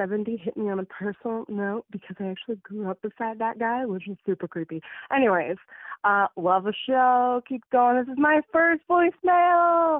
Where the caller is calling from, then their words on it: Surrey, British Columbia, Canada; I'm actually calling from Surrey, BC.